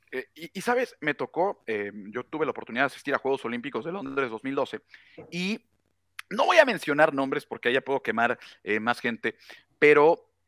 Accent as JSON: {"language": "Spanish", "region": "Puebla", "country": "Mexico", "moved": "yes", "lives_now": "Monterrey, Mexico", "said": "yo soy de Puebla, pero vivo en Monterrey"}